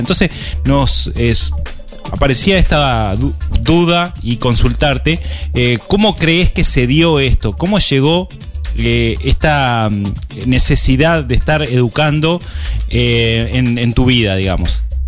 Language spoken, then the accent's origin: Spanish; Uruguay; somos los emprendedores uruguayos